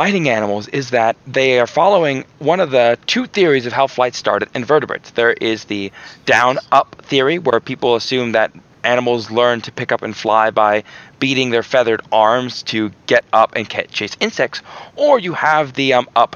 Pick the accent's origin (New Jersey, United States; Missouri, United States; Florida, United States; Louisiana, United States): Florida, United States; I'm from Florida